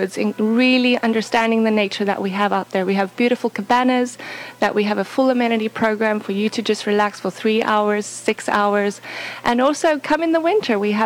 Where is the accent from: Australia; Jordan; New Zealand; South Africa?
South Africa; now in Virginia, United States; I'm originally from South Africa